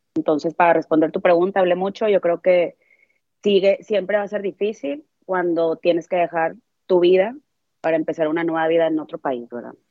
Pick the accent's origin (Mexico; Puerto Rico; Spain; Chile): Mexico; Monterrey, Nuevo León; moved away as an adult; now in United States; Yo soy de Monterrey, Monterrey, Nuevo León